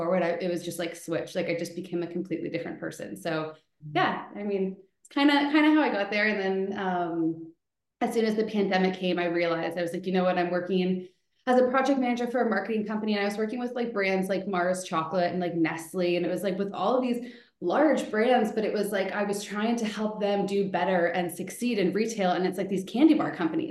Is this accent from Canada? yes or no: yes; Elora, Ontario, Canada; also born or lived in Toronto; I'm from Elora area